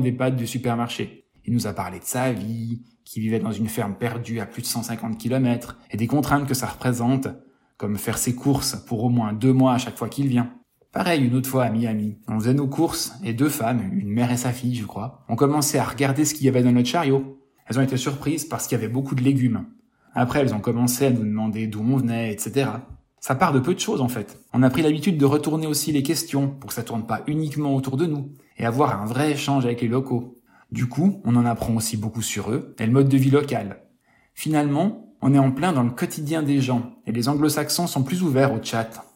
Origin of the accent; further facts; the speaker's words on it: Switzerland; on est suisse